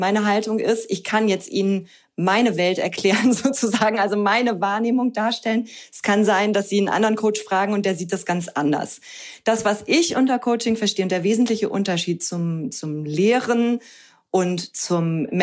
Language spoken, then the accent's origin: German; Hamburg, Germany; now in Cologne, Germany; Ich bin ursprünglich aus Hamburg, bin jetzt aber schon seit vielen Jahren mit meinem Mann und meinem Sohn zusammen in Köln